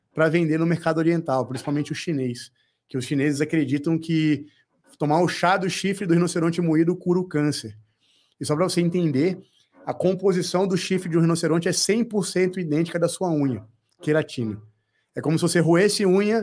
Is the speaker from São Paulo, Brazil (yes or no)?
no; Brasília, Federal District, Brazil; eu sou de Brasília